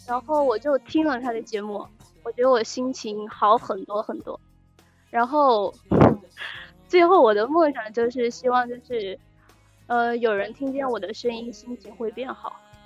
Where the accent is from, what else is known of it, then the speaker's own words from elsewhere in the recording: Chongqing, China; 我讲来自重庆